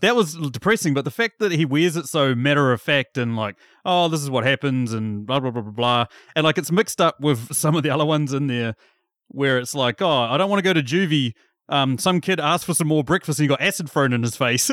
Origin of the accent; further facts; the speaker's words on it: New Zealand; as a young New Zealand boy